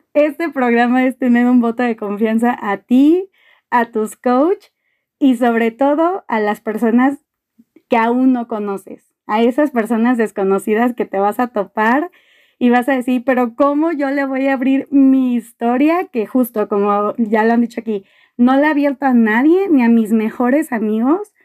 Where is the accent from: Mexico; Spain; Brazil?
Mexico; Mexico City; soy de la Ciudad de México